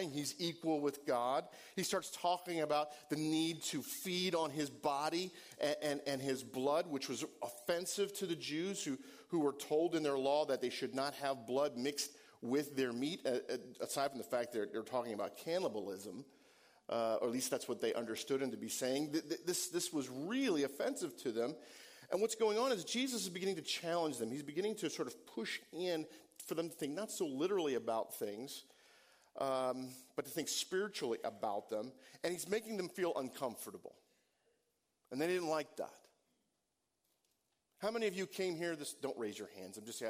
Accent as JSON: {"language": "English", "region": "Northeast", "country": "United States", "tie": "born or raised there", "said": "I grew up in the Northeast, and I wasn't in an evangelical community"}